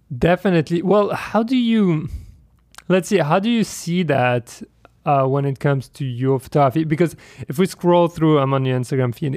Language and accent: English; France; I'm from France